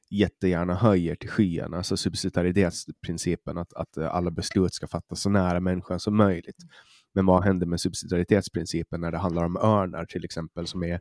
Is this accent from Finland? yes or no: yes; Åland, Finland; du hör, som ålänning så nej